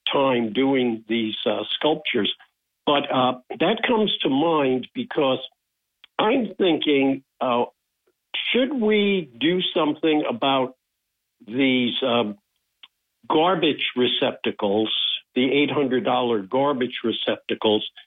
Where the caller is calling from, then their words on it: Binghamton, New York, United States; Hey, Bob. It's … from Binghamton.